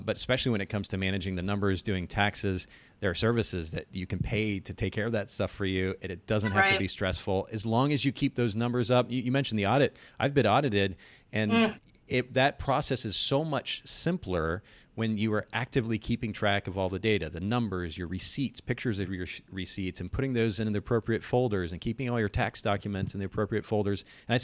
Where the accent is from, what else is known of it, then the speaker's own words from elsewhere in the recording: Japan; so I grew up in Japan. I spent about 10 years there.